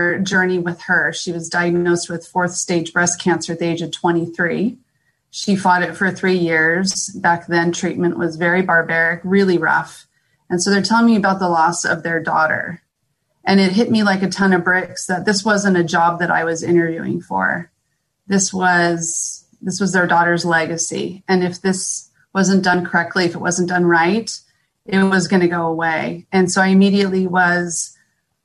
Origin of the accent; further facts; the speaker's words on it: San Diego, California, United States; moved away as an adult; now in Temecula, United States; I was born and raised in San Diego